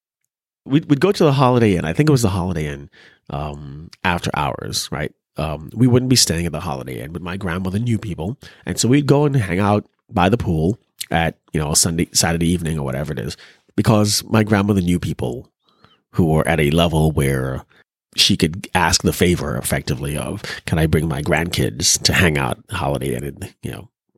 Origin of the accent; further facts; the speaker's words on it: Trinidad & Tobago; moved away; growing up in Trinidad, we didn't grow up with race as a distinguishing factor.